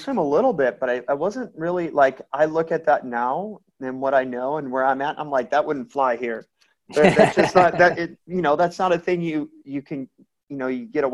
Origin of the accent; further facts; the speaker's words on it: Elkhart, Indiana, United States; now in Carmel, United States; I'm from Elkhart